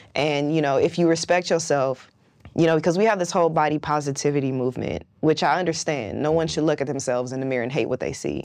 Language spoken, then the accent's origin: English; West Coast, United States; I'm from the West Coast